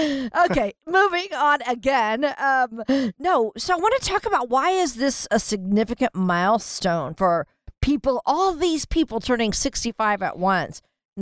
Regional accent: Kansas, United States; I grew up in Kansas, yeah.

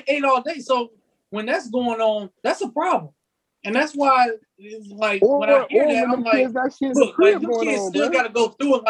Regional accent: Pensacola, Florida, United States; Because I'm in Pensacola. I'm from Pensacola.

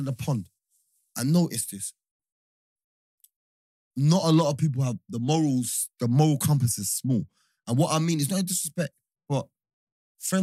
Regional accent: London, United Kingdom; I'm British because I was born here, but from other descent.

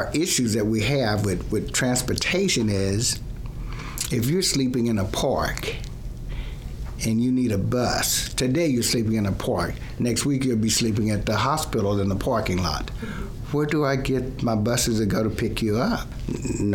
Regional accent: Plano, Texas, United States; I grew up in Plano

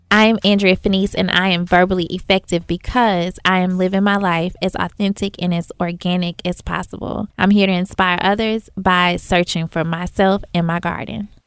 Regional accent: Memphis, Tennessee, United States; growing up in North Memphis

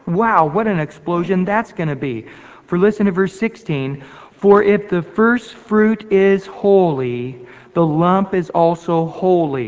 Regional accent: Central California, United States; I was raised up in Central California

